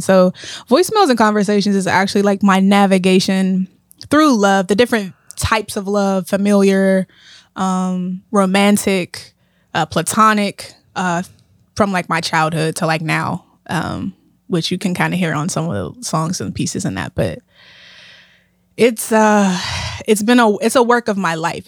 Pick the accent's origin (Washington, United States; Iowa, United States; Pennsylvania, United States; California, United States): Pennsylvania, United States; Pittsburgh; I grew up in Pittsburgh, yeah. Um, born and raised on the east side